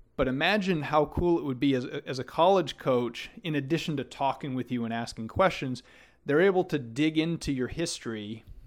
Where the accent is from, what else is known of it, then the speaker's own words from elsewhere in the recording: Maine, United States; moved away as an adult; also born or lived in Florida; growing up in Maine